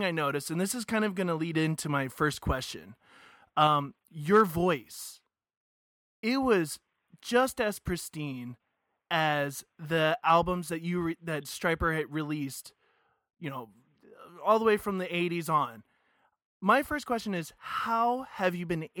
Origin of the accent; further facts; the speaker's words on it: Covina, California, United States; also born or lived in Fullerton / La Habra / Azusa; I grew up in Covina. And now I'm in Azusa.